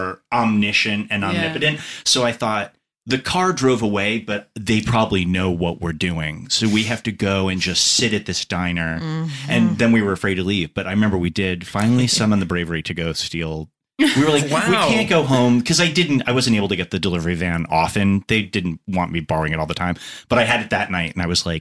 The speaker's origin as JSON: {"language": "English", "area": "Long Island", "region": "New York", "country": "United States", "tie": "born or raised there", "moved": "yes", "said": "I grew up on Long Island, New York, which is like diner culture, center of the bullseye"}